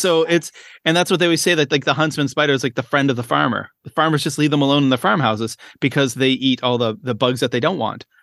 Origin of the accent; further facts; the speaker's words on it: Canada; moved away as an adult; now in Shenzhen, China; I am a Canadian, uh, primary school educator